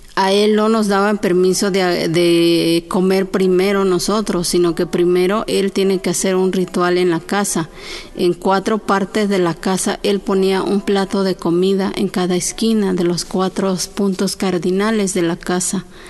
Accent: Oaxaca, Mexico; hablo la lengua chinanteca, soy de Oaxaca

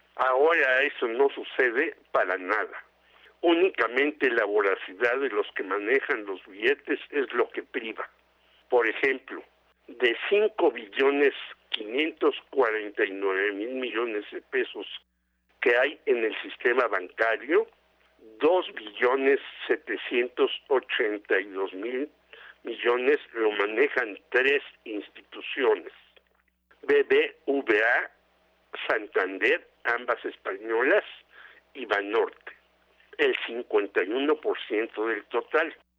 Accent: Mexico

